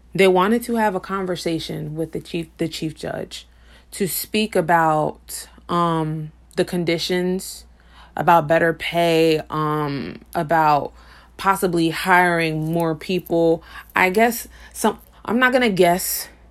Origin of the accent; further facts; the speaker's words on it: Paterson, New Jersey, United States; my hometown of Patterson, New Jersey